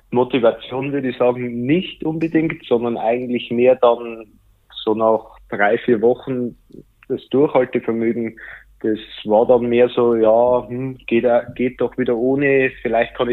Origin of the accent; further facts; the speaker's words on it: Bavaria, Germany; ich komme jetzt aus Bayern, äh, wenn man stark hört